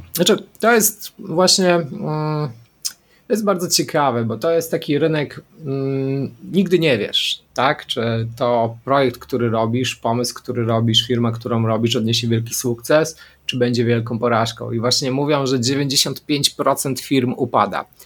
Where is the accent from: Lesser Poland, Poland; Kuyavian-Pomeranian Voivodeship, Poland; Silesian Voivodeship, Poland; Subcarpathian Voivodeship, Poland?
Lesser Poland, Poland; Szczawnica; ja pochodzę ze Szczawnicy, południa